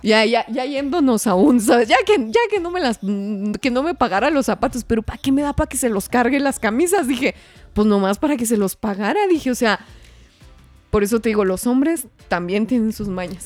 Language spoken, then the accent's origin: Spanish; Parral, Chihuahua, Mexico; moved away; allá en Parral, un saludo, por cierto, a mi pueblo